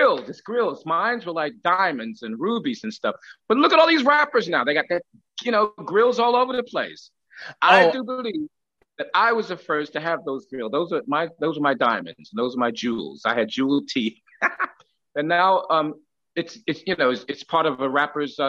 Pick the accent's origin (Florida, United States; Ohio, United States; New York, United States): New York, United States; New York City; moved away; also born or lived in London; I'm from Brooklyn